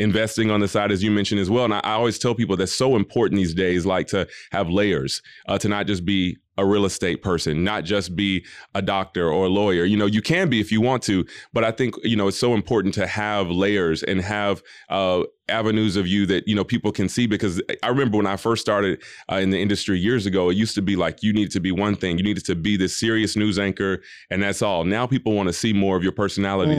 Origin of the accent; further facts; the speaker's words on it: Atlanta, Georgia, United States; I grew up in Atlanta, Georgia